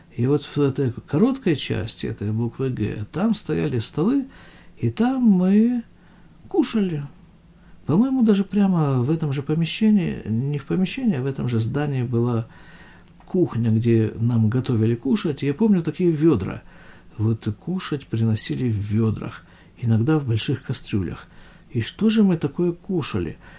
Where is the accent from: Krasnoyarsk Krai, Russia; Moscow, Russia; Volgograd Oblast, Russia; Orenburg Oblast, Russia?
Krasnoyarsk Krai, Russia; Krasnoyarsk; now in West Bank; Это все мое детство происходило в Красноярске практически